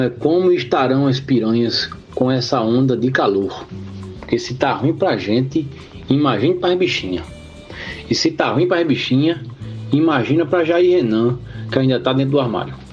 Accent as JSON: {"language": "Portuguese", "town": "Limoeiro", "region": "Pernambuco", "country": "Brazil", "said": "eu sou de Limoeiro"}